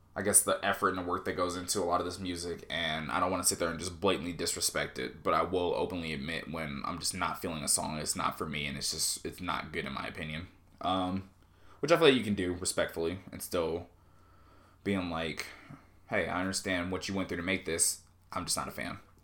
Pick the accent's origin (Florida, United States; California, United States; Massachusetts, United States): California, United States; Southern; moved away; I was born in Southern California